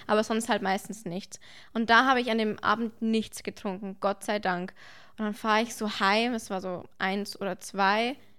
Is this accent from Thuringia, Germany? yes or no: no; Bavaria, Germany; Bei uns in Bayern